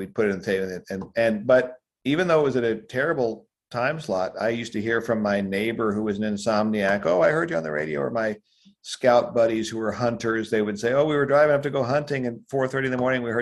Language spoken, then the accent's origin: English; Denver, Colorado, United States; I grew up in Denver, Colorado